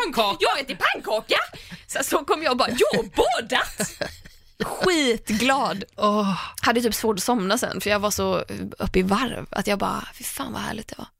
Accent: Tahult, Västra Götaland, Sweden; moved away as an adult; now in Stockholm, Sweden; där jag är uppvuxen, eller det enda stället jag har bott på innan jag bodde i Stockholm är ganska långt ifrån vatten. Så att just att åka och nattbada skulle aldrig hända i Tahult

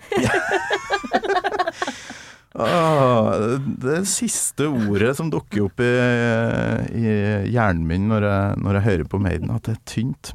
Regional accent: Kolvereid, Trøndelag, Norway; also born or lived in Namsos; nord for Namsos, Kolvereid, men jeg bodde jo i Namsos

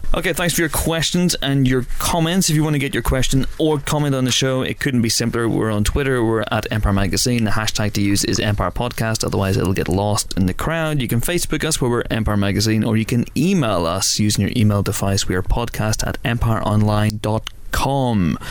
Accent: Banbridge, Northern Ireland, United Kingdom; moved away; we came back to my hometown Banbridge

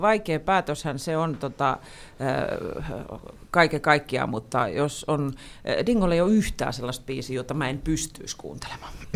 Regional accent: Pori, Satakunta, Finland; mä oon Porista

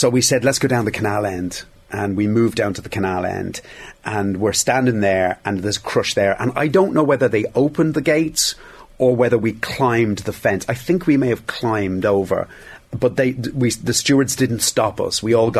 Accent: Dublin, Leinster, Ireland; I was from Dublin. I had no interest in hurling

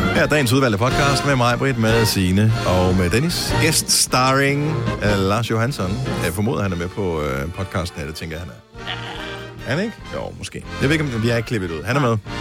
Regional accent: Denmark; moved away; min gamle barndomsby

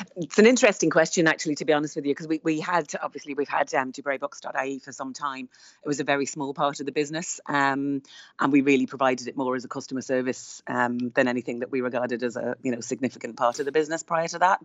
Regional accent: Ireland; we are Irish booksellers on the ground.

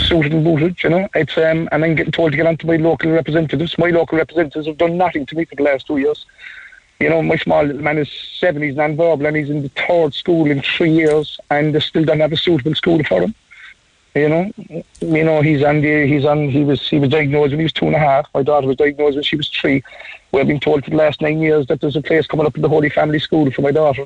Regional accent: Ireland; we're Irish citizens

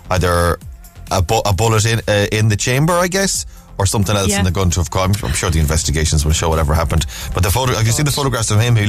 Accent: Cork, Munster, Ireland; I'm from Cork, so I love

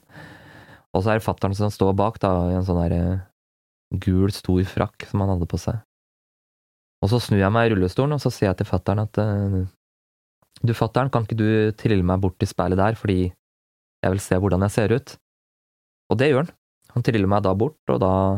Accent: Gjøvik, Innlandet, Norway; aleine hjemme på Gjøvik

